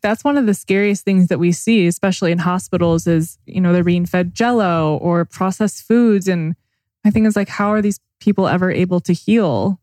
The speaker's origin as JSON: {"language": "English", "town": "Temecula", "region": "California", "country": "United States", "tie": "born or raised there", "said": "we grew up together in Temecula"}